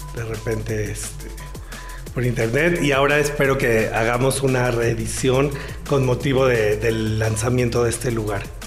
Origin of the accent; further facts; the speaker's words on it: Mexico; tenemos como mexicanos